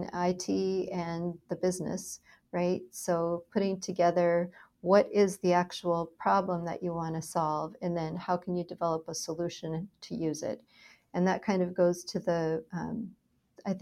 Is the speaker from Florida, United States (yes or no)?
no; Minnesota, United States; moved away as an adult; also born or lived in Dallas, Texas / Philadelphia; now in San Diego, United States; I grew up in Minnesota, where it was cold, and I escaped to Dallas, Texas, as soon as I had a choice